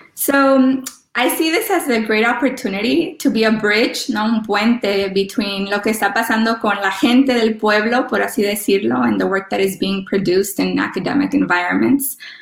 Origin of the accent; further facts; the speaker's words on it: Los Angeles, California, United States; first language Spanish; English is a second language; I was born in, in LA of Mexican parents